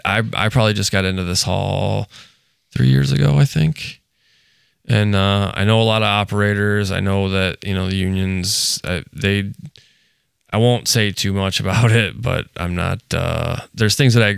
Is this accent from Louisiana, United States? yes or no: yes; Louisiana, United States; So basically, I came from Louisiana, went to New York